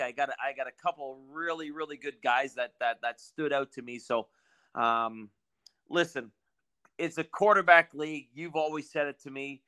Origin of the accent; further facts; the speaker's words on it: Minnesota, United States; my hometown Minnesota Vikings